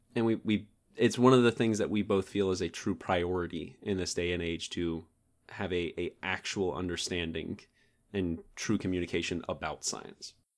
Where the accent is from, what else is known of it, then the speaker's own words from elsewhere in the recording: Georgia, United States; moved away as an adult; also born or lived in Tennessee; I'm a Georgia boy. born and bred. I, I was born there and lived all my life there until I, I met David in Tennessee.